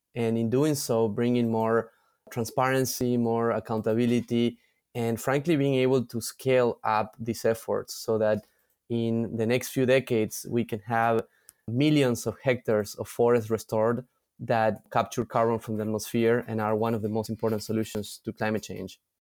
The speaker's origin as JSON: {"language": "English", "town": "San Miguel de Tucumán", "region": "Tucumán", "country": "Argentina", "also_born_or_lived": "Europe / New York City", "moved": "as an adult", "said": "I am originally from Argentina, from a place called Tucumán in the north of Argentina"}